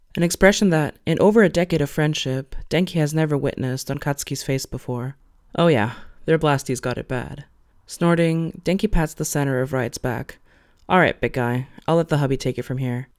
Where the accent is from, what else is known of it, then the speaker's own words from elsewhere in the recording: Venezuela; now in Germany; I am Latina, so I come from Venezuela. Um, I live in Germany these days